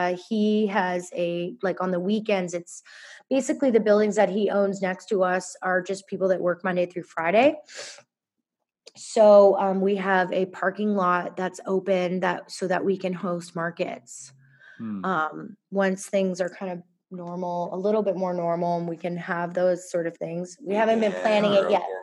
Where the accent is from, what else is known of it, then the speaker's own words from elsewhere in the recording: Halifax, Nova Scotia, Canada; also born or lived in Massachusetts, United States; we moved here when I was a young child, when I was six